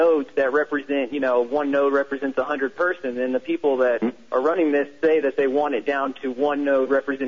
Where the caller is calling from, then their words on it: Austin, Texas, United States; Austin, Texas.